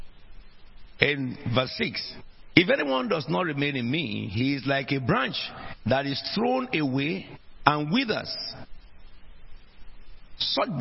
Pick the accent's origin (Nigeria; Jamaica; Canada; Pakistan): Nigeria; also born or lived in South East England; now in United Kingdom; which country did you come from before you got to become British? I said, Nigeria